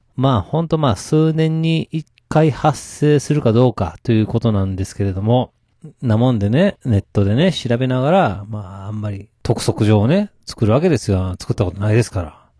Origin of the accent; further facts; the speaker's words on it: Kansai, Japan; 私、関西人なんでしょうか